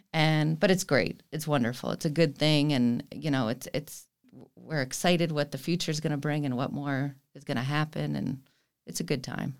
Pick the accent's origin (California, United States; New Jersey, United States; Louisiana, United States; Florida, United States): Florida, United States; Fort Lauderdale; I was born and raised here in Fort Lauderdale